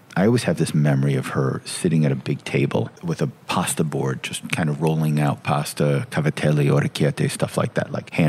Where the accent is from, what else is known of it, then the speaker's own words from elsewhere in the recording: Oakville, Connecticut, United States; I grew up in Oakville, Connecticut. I'm a Connecticuter, the nutmeg state.